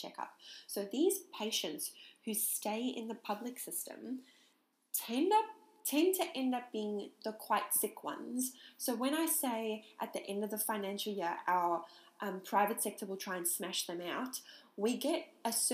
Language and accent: English; South Africa; I'm from South Africa